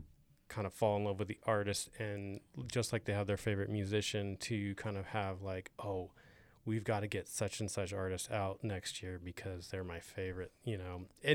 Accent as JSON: {"language": "English", "town": "Modesto", "region": "California", "country": "United States", "tie": "born or raised there", "said": "I curate a mural festival in my hometown of Modesto, California as well."}